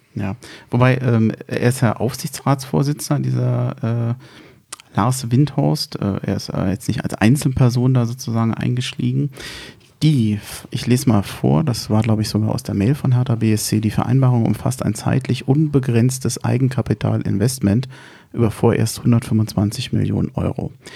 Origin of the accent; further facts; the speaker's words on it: Berlin, Germany; wir rühmen uns ja als Berliner